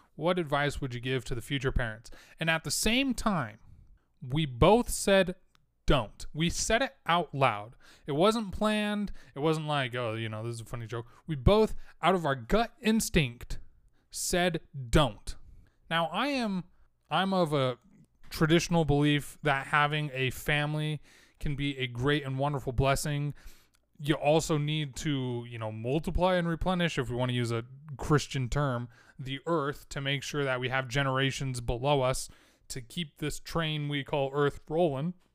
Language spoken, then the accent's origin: English; United States; I was born in America